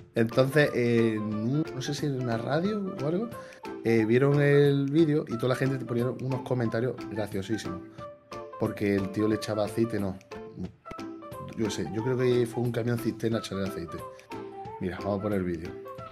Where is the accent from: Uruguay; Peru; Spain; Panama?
Spain; Jaén, Andalusia; yo soy de Jaén, y aquí casi todo el mundo tenemos oliva